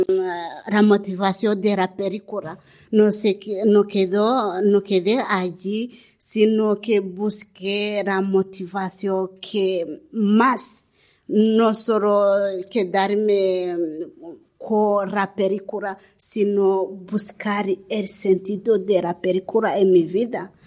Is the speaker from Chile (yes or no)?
no; Rwanda; born or raised there; Spanish is a second language; moved away as an adult; also born or lived in Democratic Republic of the Congo; now in Spain